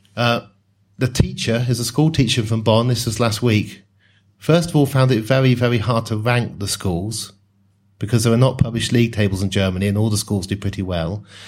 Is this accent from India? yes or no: no; Oxford, South East England, United Kingdom; also born or lived in Newcastle / Sheffield; I grew up in Oxford